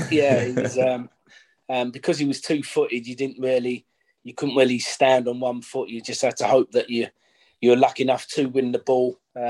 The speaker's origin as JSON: {"language": "English", "town": "Goodmayes", "region": "London", "country": "United Kingdom", "tie": "born or raised there", "also_born_or_lived": "Barking / Ilford", "said": "Yeah, I was born in Barking, but I lived in Goodmayes."}